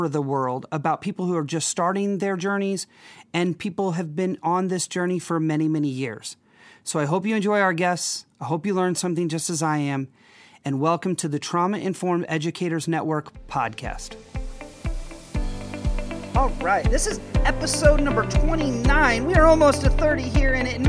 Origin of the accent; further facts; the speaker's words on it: just outside of St. Louis, Illinois, United States; moved away; I'm actually originally from Illinois. I grew up my whole life just outside of St. Louis